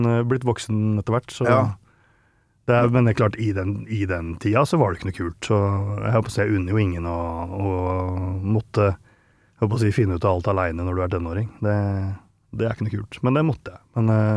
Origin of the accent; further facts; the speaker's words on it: Langhus, Akershus, Norway; moved away as an adult; now in Nittedal, Norway; jeg vokste opp i Follo